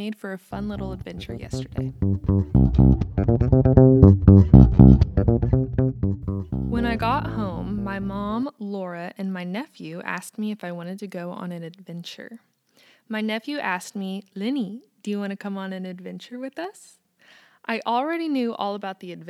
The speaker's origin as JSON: {"language": "English", "country": "United States", "also_born_or_lived": "Kansas"}